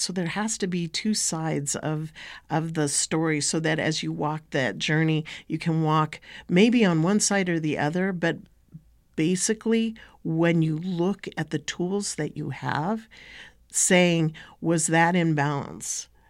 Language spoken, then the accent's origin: English; United States; I come from Techi'tni and Toriya'tchi'tni, Bashesh'i, the Dene Nation.